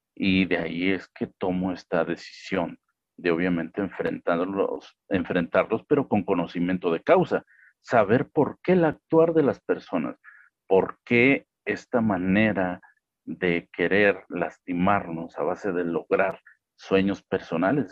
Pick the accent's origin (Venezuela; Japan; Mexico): Mexico; aquí en México la licenciatura en Derecho